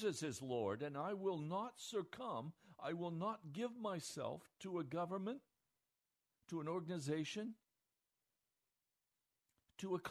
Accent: United States; The America I knew growing up

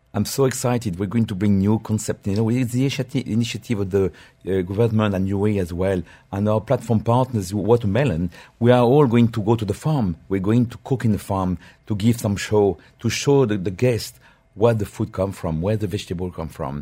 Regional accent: Normandy, France; English is a second language; moved away as an adult; now in United Arab Emirates; I grew up in my dear country, uh, eh, village of Normandy

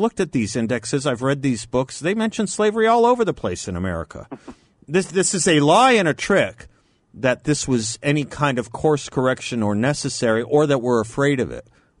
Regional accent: Phoenix, Arizona, United States; I grew up in Phoenix, which does not have a large, and certainly back then did not have a large African-American population.

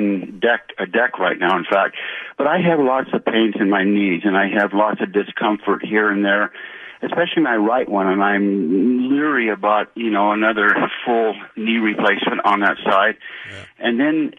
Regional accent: Pasadena, California, United States; now in Lincoln, United States; I grew up down in Pasadena.

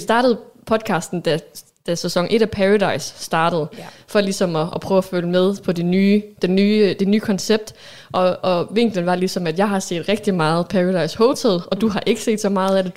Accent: Aalborg, North Denmark Region, Denmark; født og opvokset her i Aalborg, hvor vi også sidder og optager

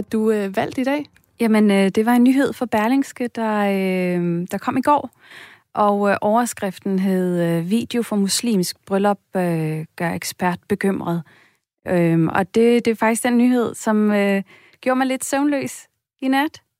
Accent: Denmark

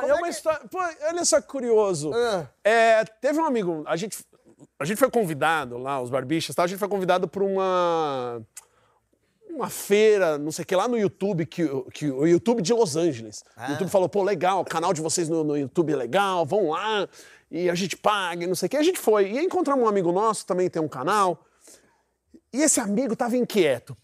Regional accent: Brazil; eu sou brasileiro

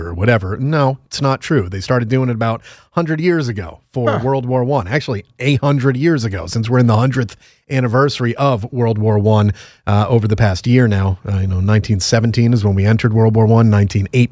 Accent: Connecticut, United States; Quinnipiac in my home state

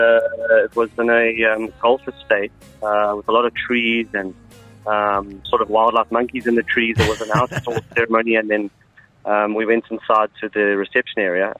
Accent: Galway, Connacht, Ireland; moved away; born and raised in Galway

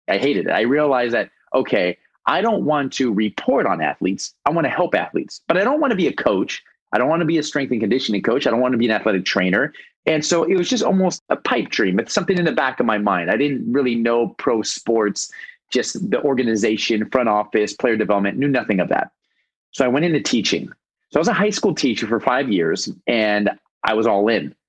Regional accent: Los Angeles, California, United States; moved away as an adult; now in Bradenton, United States; Born and raised in Los Angeles

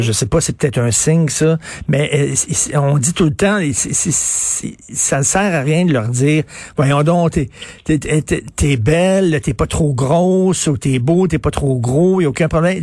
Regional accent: Montreal, Quebec, Canada; je viens de Verdun

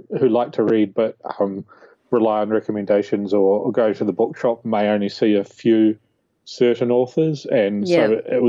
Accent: New Zealand; moved away; also born or lived in Australia; I was one of those kids growing up in New Zealand

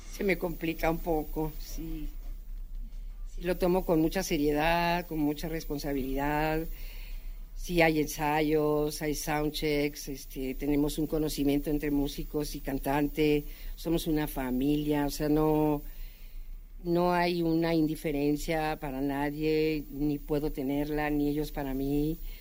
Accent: Mexico City, Mexico; moved away; also born or lived in Guadalajara / Tijuana; yo nací aquí en la capital

